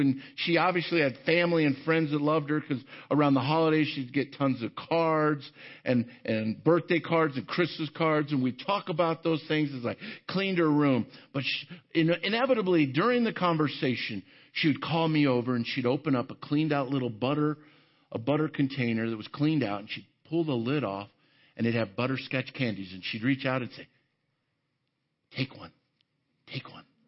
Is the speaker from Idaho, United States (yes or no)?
no; Arvada, Colorado, United States; I grew up in Arvada, right here in the Denver area